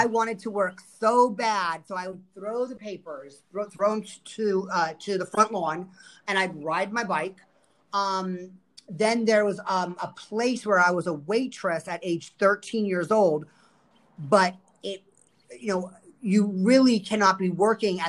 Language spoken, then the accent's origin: English; Fort Lauderdale, Florida, United States; I am born and raised in Fort Lauderdale, Florida, and I grew up here, and I've never left